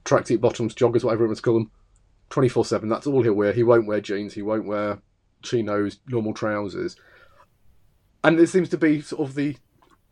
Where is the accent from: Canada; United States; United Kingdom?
United Kingdom; England; I'm the English contestant.